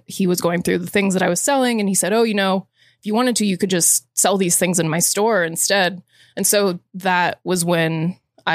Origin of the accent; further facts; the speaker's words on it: Florida, United States; moved away; growing up in Florida